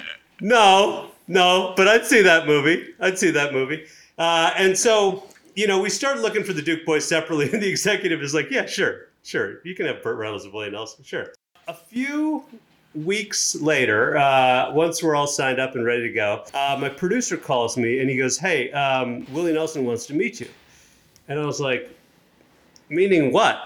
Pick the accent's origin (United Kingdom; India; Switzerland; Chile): India; Chennai, Tamil Nadu; moved away; I'm from, uh, Madras, which is in South India